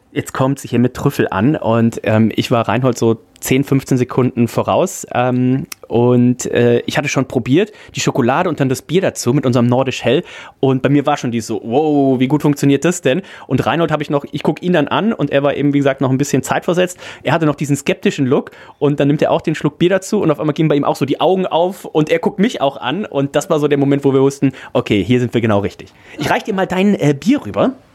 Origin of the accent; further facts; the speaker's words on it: Leverkusen, North Rhine-Westphalia, Germany; now in Hamburg, Germany; ich komme ja aus der, aus der Gegend, aus dem Großraum Leverkusen